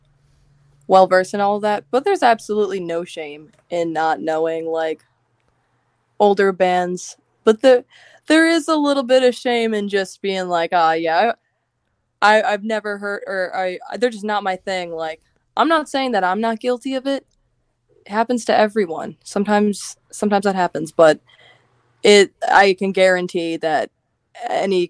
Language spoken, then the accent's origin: English; New Jersey, United States; I'm from Jersey